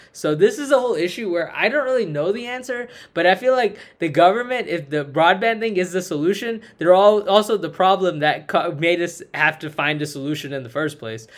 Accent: United States; Me as an American

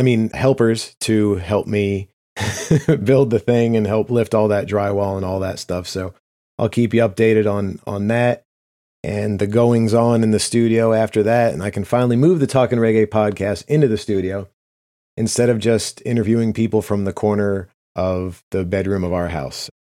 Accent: United States; as an American, especially as white Americans

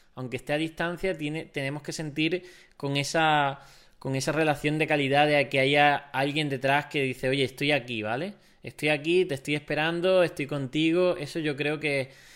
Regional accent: Spain; como españoles también somos muy sociales

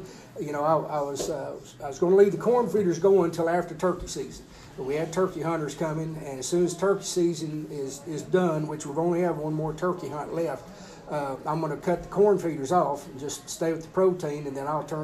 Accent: Rankin, Texas, United States; also born or lived in San Angelo, Texas; We was really raised, me and my brothers raised at a ranch out in south of Rankin. So, yeah, we've been in West Texas our entire lives.

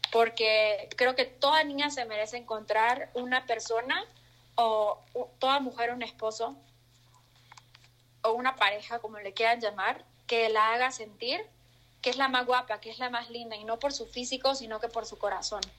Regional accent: El Salvador; accent: mixed; Mi acento está súper mezclado, soy del Salvador, creo que no lo había dicho

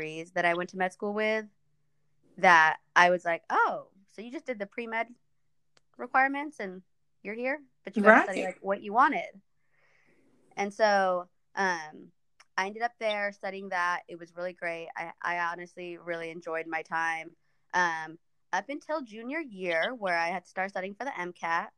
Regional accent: Kansas, United States; English is a second language; also born or lived in Ethiopia; We were resettled into Kansas

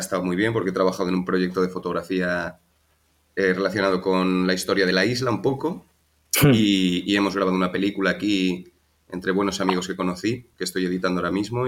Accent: Madrid, Community of Madrid, Spain; moved away as an adult; also born or lived in Galicia; now in Malta; yo nací en Madrid y estuve allí viviendo 27 años, allí me crié

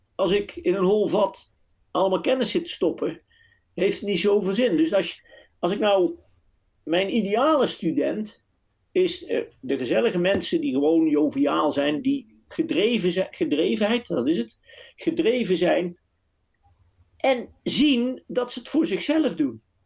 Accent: southern Netherlands, Netherlands; accent: southern, soft G; moved away as an adult; also born or lived in Nijmegen / The Hague; mijn zuidelijke tongval.

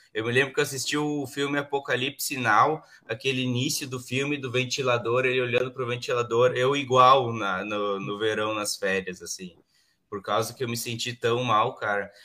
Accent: Vale do Sol, Rio Grande do Sul, Brazil; now in Santa Cruz do Sul, Brazil; o padre da, da minha congregação lá, lá da minha cidade, em Vale do Sol

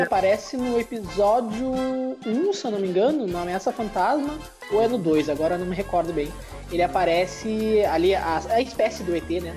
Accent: Porto Alegre, Rio Grande do Sul, Brazil; a gente é morador da cidade de Porto Alegre, Rio Grande do Sul. A gente é gaúcho

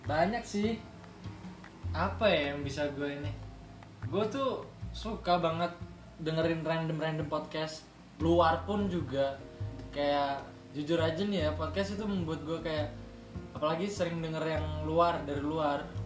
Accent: Jakarta, Indonesia; moved away; kita berdua kan asalnya sama dari Jakarta

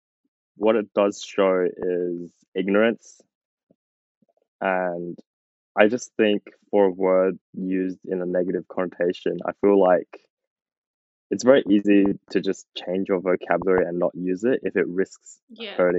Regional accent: Australia; growing up in Australia

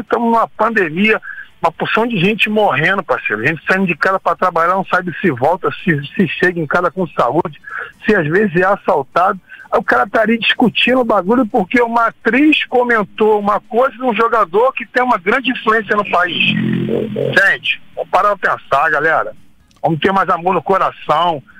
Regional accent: Brazil; A gente é brasileiro

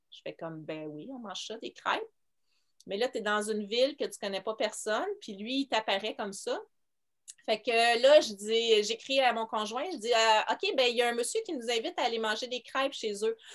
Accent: Montreal, Quebec, Canada; je viens de Montréal

